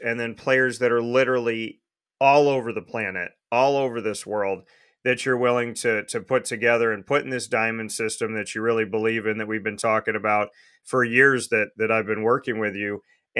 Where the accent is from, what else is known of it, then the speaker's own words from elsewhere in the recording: Syracuse, New York, United States; Syracuse, New York, my hometown